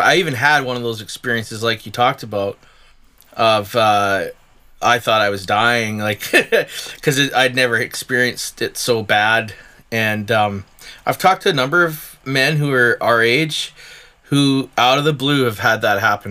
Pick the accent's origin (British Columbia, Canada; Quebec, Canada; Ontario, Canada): British Columbia, Canada; Chilliwack; now in Okanagan, Canada; I'm from Chilliwack